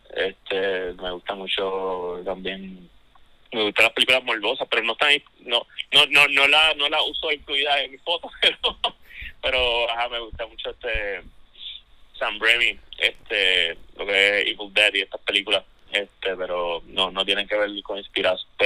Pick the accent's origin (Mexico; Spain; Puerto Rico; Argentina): Puerto Rico; Ponce; now in Santurce, Puerto Rico; soy naturalmente de Ponce